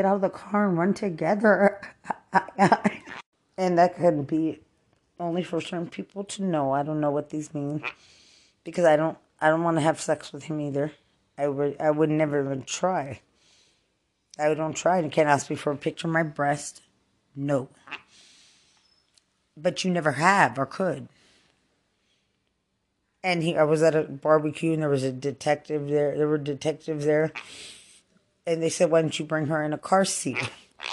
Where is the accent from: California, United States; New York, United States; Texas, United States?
Texas, United States; Lubbock; moved away; also born or lived in San Antonio, Texas; I'm not from Bexar County. I'm from Lubbock, Texas